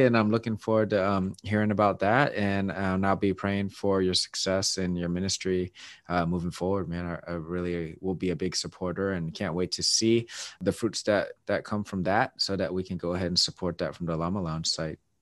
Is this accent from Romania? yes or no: no; Seattle, Washington, United States; my hometown is my Seattle Mariners